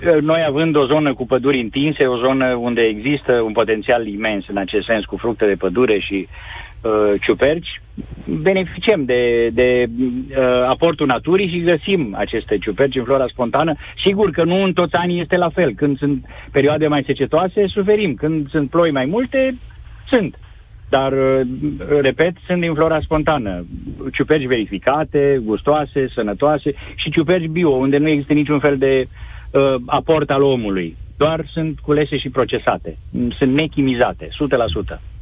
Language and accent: Romanian; Scăiuș, Caraș-Severin County, Romania; Eu sunt bănățean din Caraș Severin, satul Scăiuș, între Reșița și Lugoj